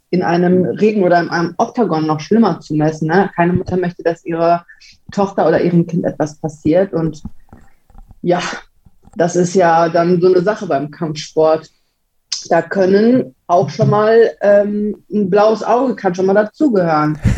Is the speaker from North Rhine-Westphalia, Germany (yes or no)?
yes; Gelsenkirchen, North Rhine-Westphalia, Germany; Ja, Gelsenkirchen ist schon ein roughes Pflaster, würde ich sagen. Also wenn man hier keine Ellbogen hat und nicht weiß, wie man sich durchboxt, dann ähm, kann das ganz schön schwierig werde